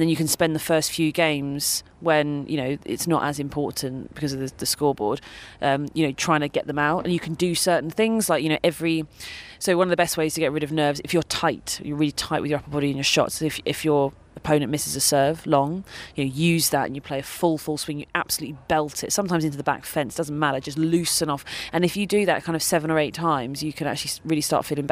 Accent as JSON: {"language": "English", "country": "United Kingdom", "said": "I'm British and everybody lives here. My aunt lives in Southfields, down the road"}